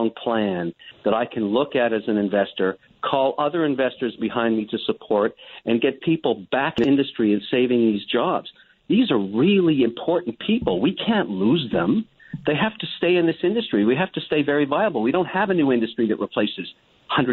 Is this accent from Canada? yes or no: yes; Canada; I'm a Canadian